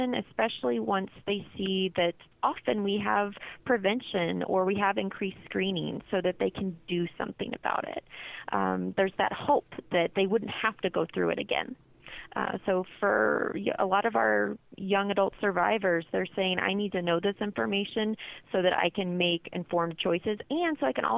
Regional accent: Kansas City, United States; moved away as an adult; now in Colorado, United States; I'm originally from Kansas City, but I came out here, looked at CU Boulder, and fell in love with it

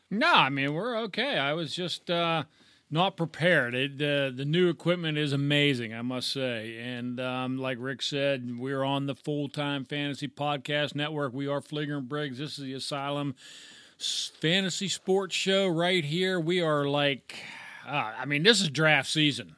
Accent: Pittsburgh, Pennsylvania, United States; we're from the Pittsburgh area

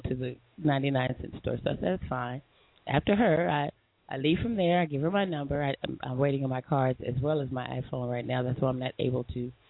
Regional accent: Long Beach, California, United States; I'm not from L.A. I'm from Long Beach

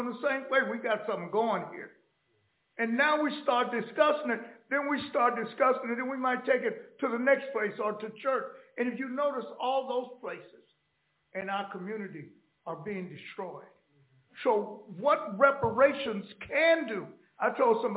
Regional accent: Los Angeles, California, United States; also born or lived in Oklahoma; I grew up in Los Angeles

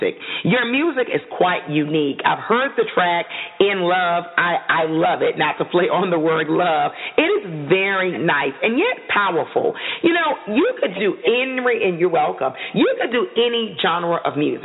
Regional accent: the South, United States; I'm from the South.

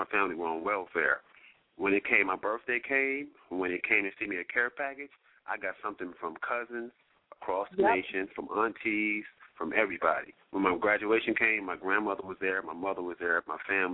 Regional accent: Detroit, Michigan, United States; now in Los Angeles, United States; I'm from Detroit.

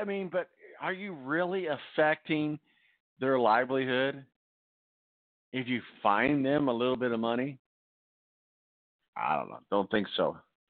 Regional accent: Evansville, Indiana, United States; now in Indianapolis, United States; my hometown of Evil, Indiana, and just about 3 hours southwest of Indianapolis here.

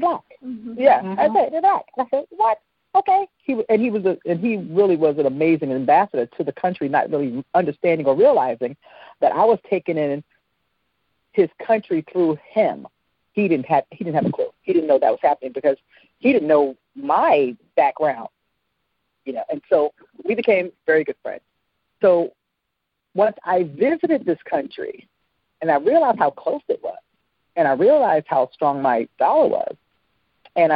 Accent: United States; moved away as an adult; now in Grenada; As an American

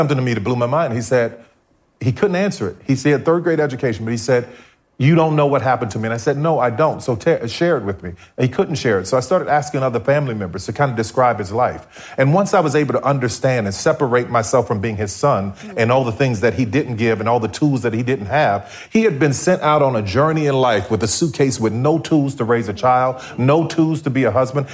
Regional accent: New Orleans, Louisiana, United States; growing up in New Orleans

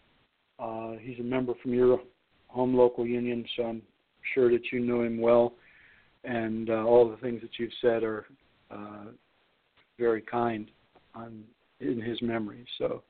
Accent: Lordstown, Ohio, United States; Lordstown, Ohio, my hometown there, Youngstown

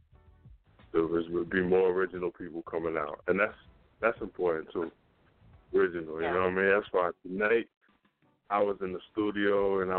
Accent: New York, United States; I'm from New York

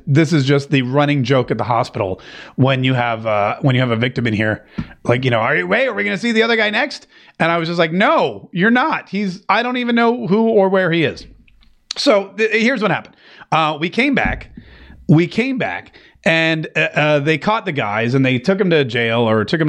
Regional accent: North Carolina, United States; Growing up in the South, I grew up in North Carolina

